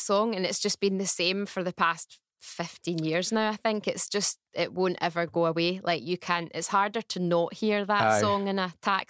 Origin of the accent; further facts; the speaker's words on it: Bishopbriggs, Scotland, United Kingdom; I'm from Bishopbriggs. Aye. And I was still living in Bishopbriggs at the time as well.